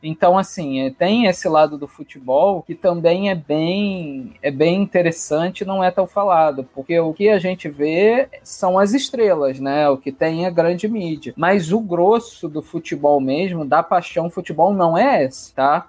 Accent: Rio de Janeiro, Brazil; carioca, botafoguense

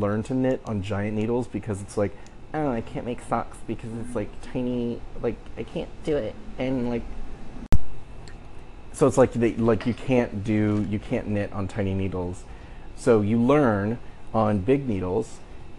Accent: Ohio, United States; I'm from Ohio

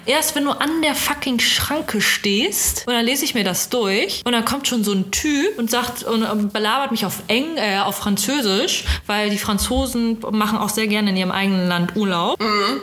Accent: Germany; du als Deutscher

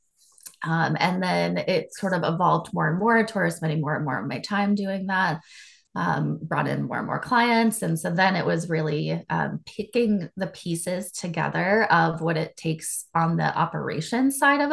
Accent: Charlotte, North Carolina, United States; moved away as an adult; now in Dallas, United States; I also live in Dallas, Texas. I grew up in Charlotte, North Carolina.

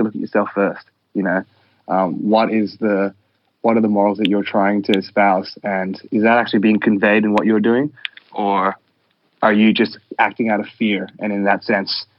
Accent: Australia; we're an Australian hardcore band

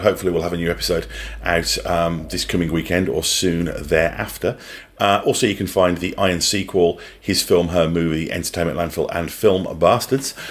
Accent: Birmingham, West Midlands, United Kingdom; now in New Zealand; I grew up in Birmingham in England

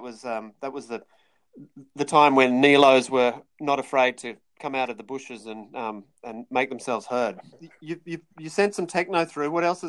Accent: Australia; born or raised there

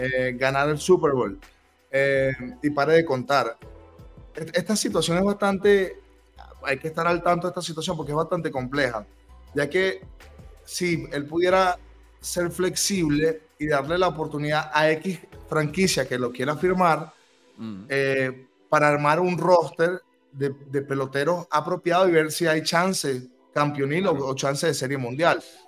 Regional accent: Venezuela; nosotros como venezolanos

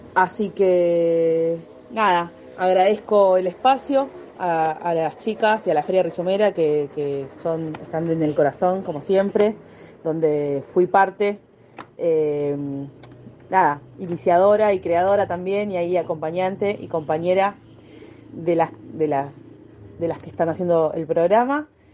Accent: Del Viso, Buenos Aires, Argentina; yo soy de Delviso

